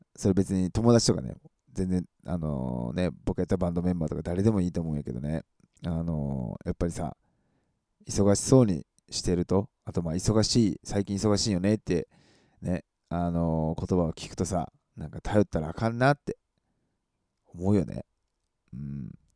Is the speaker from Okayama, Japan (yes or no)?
no; Matsusaka, Mie, Japan; moved away; 僕、あの、松坂市出身なんでね